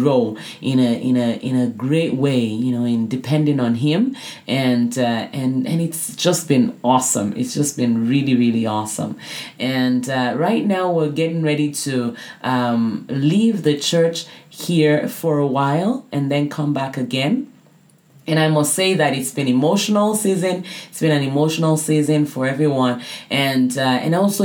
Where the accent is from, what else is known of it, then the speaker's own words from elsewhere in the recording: Nigeria; moved away; also born or lived in Canada; I grew up in Nigeria